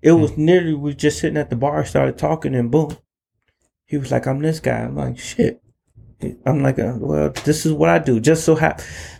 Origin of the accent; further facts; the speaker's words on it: Chicago, Illinois, United States; I was from Chicago, so we were fucking battle